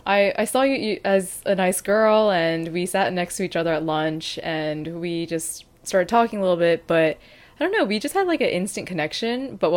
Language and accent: English; North Carolina, United States; I mean, even like, I came from North Carolina, so, and I figure skated there. I actually didn't know anyone who figure skated here.